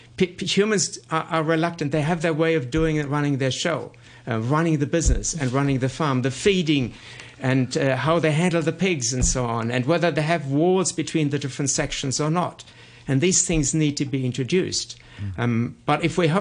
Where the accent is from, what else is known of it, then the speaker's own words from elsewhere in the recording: Germany; moved away as an adult; now in Hong Kong; I am from Germany